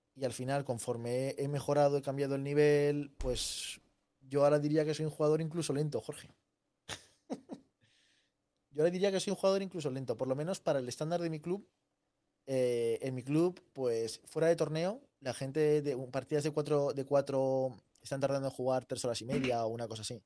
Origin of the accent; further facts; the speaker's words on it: Zaragoza, Aragon, Spain; also born or lived in Seville; Yo soy sevillano, aunque vivo en Zaragoza. Toda mi familia es de Zaragoza, pero por, vida de, mis padres, eh, yo nací en Sevilla y viví seis años en Sevilla